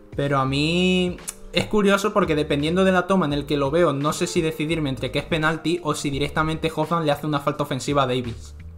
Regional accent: Spain; moved away as an adult; siendo un español que ni siquiera vive ni en España ni en Alemania ahora mismo

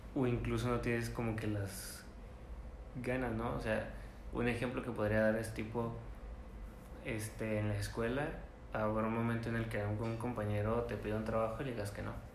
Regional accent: northern Mexico, Mexico; accent: norteño; yo soy el norteño del, del acento

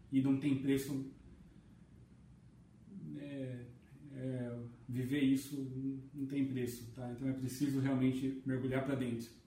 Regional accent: Jundiaí, São Paulo, Brazil; eu sou aqui de Jundiaí.

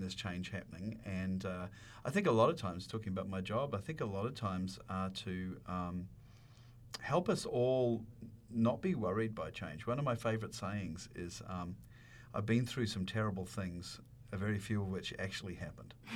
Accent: New Zealand; moved away; growing up where I grew up in New Zealand, there's a lot of animals around

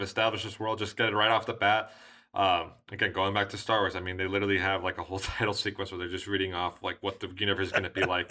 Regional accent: United States

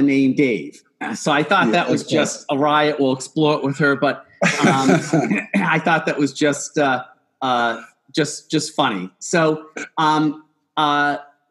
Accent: Boston, Massachusetts, United States; growing up in the Boston area

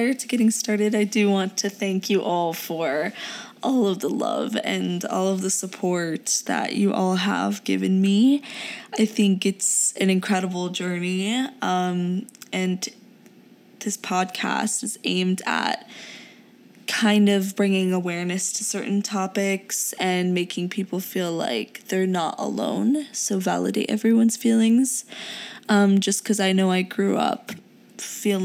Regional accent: United States; English is a second language; also born or lived in Pakistan; I was born in Pakistan and moved here when I was around 6.5 to 7 years old

